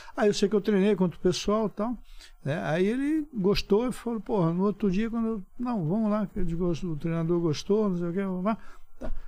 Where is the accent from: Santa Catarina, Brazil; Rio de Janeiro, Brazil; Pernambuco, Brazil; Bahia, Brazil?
Pernambuco, Brazil; Olinda; moved away; also born or lived in Recife; Nasci em Recife, depois fui morar em Olinda. Mas desde moleque